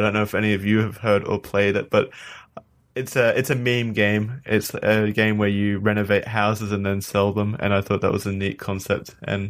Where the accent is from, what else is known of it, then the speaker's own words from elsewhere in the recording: Australia; I'm Australian.